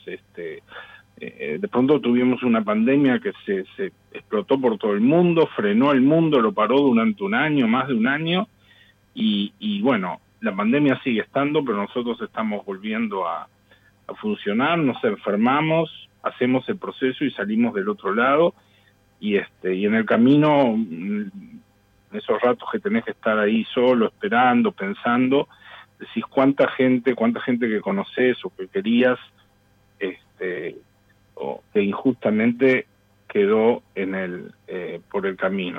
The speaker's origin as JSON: {"language": "Spanish", "country": "Uruguay", "said": "Yo también lo que quiero rescatar como uruguayo, y, hablo estrictamente como uruguayo"}